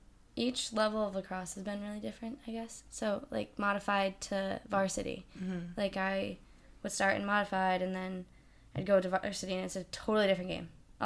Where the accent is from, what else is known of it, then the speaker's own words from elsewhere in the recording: Lafayette, New York, United States; Small city outside of Syracuse.